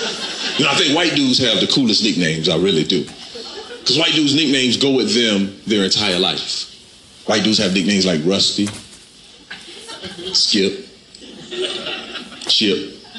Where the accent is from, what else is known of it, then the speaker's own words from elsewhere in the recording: Camden, South Carolina, United States; I'm from South Carolina. I'm from a town, Camden, South Carolina. From the South. I tell people wherever I go, I'm from the South with an F and not a TH. From the South.